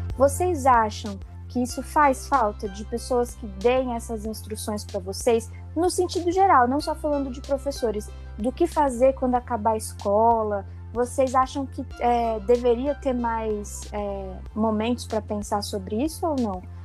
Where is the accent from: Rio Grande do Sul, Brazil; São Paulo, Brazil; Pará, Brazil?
São Paulo, Brazil; Hortolândia; também sou de Hortolândia